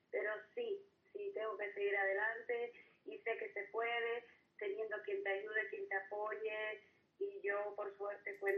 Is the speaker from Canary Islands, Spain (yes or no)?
yes; Gáldar, Canary Islands, Spain; also born or lived in Los Giles, Las Palmas de Gran Canaria; now in Las Palmas de Gran Canaria, Spain; Soy natural de Galdas, pero vivo en el barrio de Los Giles.